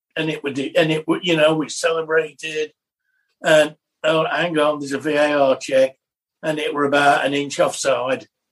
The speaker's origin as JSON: {"language": "English", "region": "England", "country": "United Kingdom", "said": "us being English."}